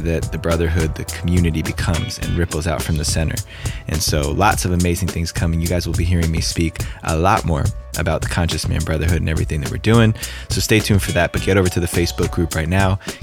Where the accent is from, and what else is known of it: New Jersey, United States; born or raised there